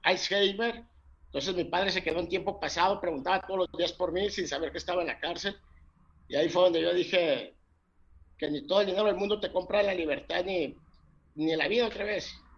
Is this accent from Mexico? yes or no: yes; Mazatlán, Sinaloa, Mexico; soy mexicano, soy, soy sinaloense de Mazatlán